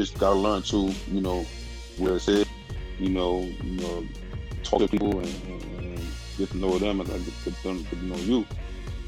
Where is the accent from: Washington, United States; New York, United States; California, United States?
New York, United States; I'm a New Yorker